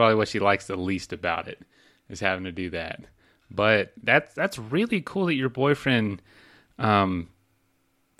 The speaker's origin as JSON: {"language": "English", "region": "Florida", "country": "United States", "said": "I'm from there"}